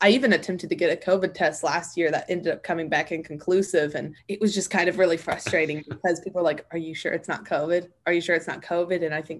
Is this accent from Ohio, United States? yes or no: no; Fayetteville, Arkansas, United States; I am currently a sophomore at UA Little Rock, and I am from Fayetteville, Arkansas.